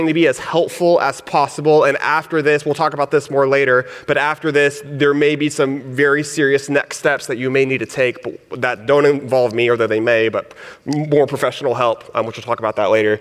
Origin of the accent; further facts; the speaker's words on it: Texas, United States; accent: Southern; moved away; I'm from Texas, and I grew up in a Mexican. My dad is Mexican. My mom is Puerto Rican. So I grew up in this, like, kind of Hispanic, but in a rural town